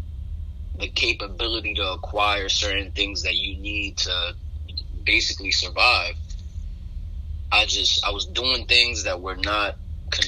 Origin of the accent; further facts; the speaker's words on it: New York City, New York, United States; moved away as an adult; I'm from Brooklyn, New York, single parent household